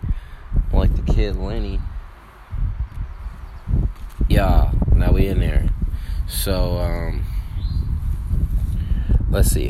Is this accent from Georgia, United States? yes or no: yes; Atlanta, Georgia, United States; also born or lived in Chicago, Illinois; I'm from Atlanta, from the cities. Chicago is my birthplace